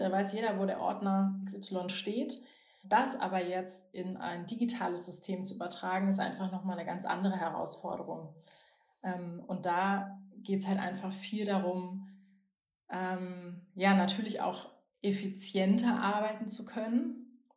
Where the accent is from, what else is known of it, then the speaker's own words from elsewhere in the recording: Bonn, North Rhine-Westphalia, Germany; ich komme ja aus Bonn